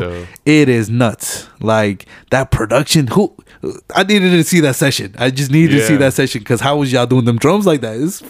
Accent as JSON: {"language": "English", "town": "Atlanta", "region": "Georgia", "country": "United States", "said": "I'm from Atlanta"}